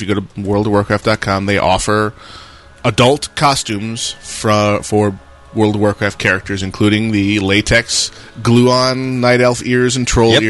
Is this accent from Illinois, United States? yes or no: no; Western New York, United States; moved away; where I grew up in Western New York.